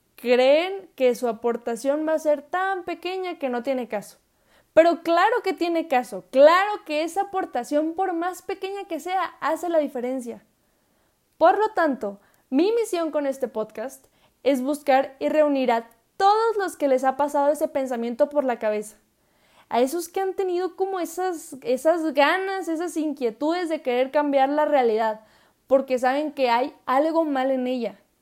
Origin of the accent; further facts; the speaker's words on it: Saltillo, Coahuila, Mexico; soy orgullosamente mexicana, nacida en mi bello Saltillo, Coahuila.